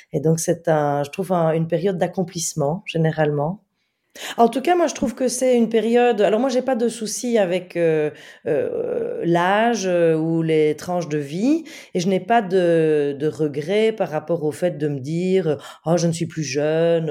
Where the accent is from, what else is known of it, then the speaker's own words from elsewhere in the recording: Belgium; je suis belge, donc euh, euh, j'étais très loin de Paris